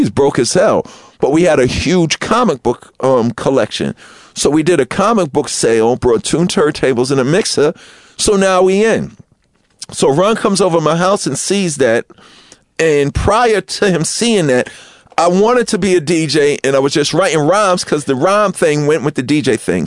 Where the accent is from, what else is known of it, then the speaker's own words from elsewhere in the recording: New York City, New York, United States; I grew up in Queens